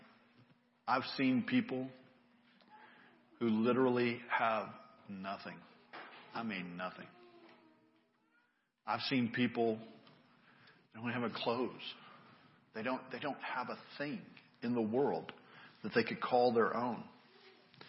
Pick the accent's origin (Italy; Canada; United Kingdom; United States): United States; I grew up in America